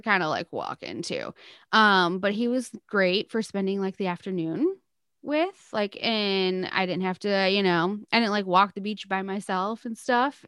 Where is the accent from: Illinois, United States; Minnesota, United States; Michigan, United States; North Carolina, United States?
Michigan, United States; I was from Michigan